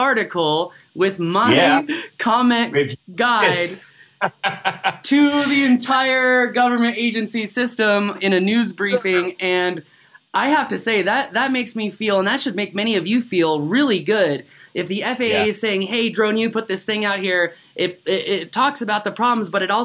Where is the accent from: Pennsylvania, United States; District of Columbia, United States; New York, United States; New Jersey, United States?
District of Columbia, United States; Washington; moved away; my hometown of Washington, D.C.